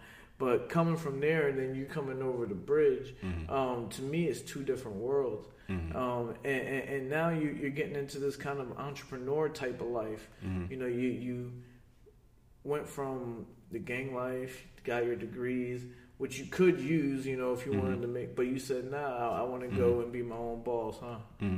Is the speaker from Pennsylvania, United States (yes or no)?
yes; Philadelphia, Pennsylvania, United States; I'm from Philadelphia.